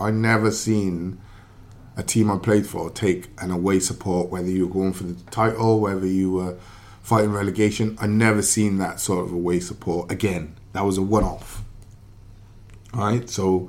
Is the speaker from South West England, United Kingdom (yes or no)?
no; Wales, United Kingdom; Number one, we're Welsh. Right? Two, we come with a reputation. Cardiff.